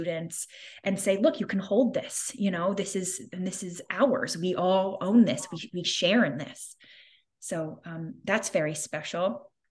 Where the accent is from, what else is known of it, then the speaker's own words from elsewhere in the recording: New York, United States; moved away as an adult; also born or lived in Illinois; now in St. Louis, United States; I was from New York and living in New York, and I wasn't exactly expecting to be moving to the Midwest